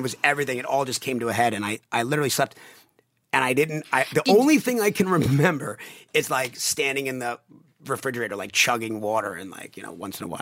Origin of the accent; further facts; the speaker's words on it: Long Island, New York, United States; I grew up on Long Island